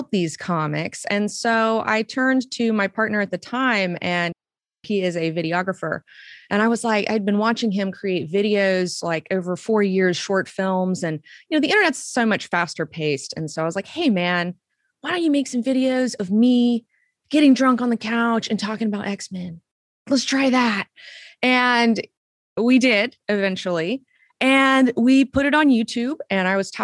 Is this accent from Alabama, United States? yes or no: yes; Huntsville, Alabama, United States; moved away as an adult; also born or lived in Savannah, Georgia; I was born in Huntsville, Alabama.